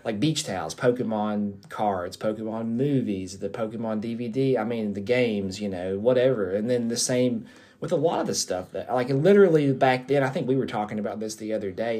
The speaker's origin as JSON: {"language": "English", "region": "the South", "country": "United States", "tie": "born or raised there", "said": "I grew up in the South"}